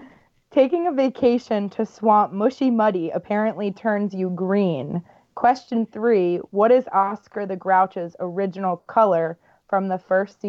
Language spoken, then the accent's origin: English; Philadelphia, Pennsylvania, United States; I'm actually from Philadelphia